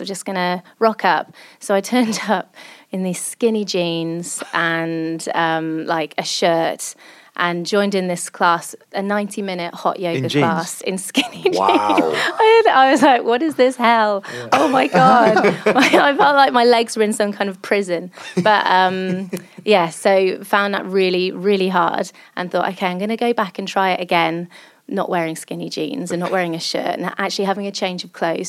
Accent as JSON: {"language": "English", "region": "England", "country": "United Kingdom", "said": "I'm English"}